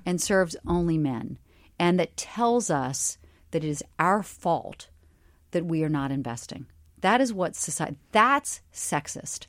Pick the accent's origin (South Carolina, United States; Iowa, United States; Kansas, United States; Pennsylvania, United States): South Carolina, United States; Charleston; I grew up in Charleston, South Carolina, in a very middle-class family